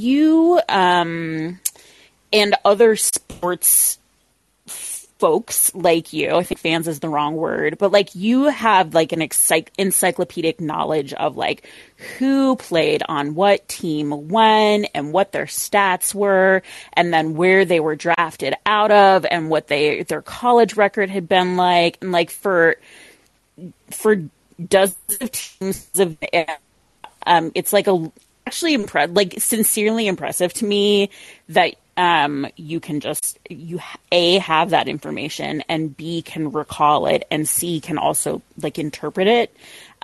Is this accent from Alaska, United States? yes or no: yes; Alaska, United States; moved away; also born or lived in Portland; I am Catholic and I'm from Alaska